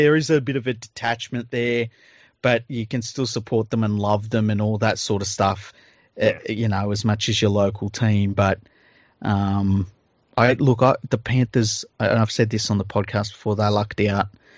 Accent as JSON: {"language": "English", "town": "Cowra", "region": "New South Wales", "country": "Australia", "tie": "born or raised there", "said": "When I was a kid growing up in Cowra in the 1970s"}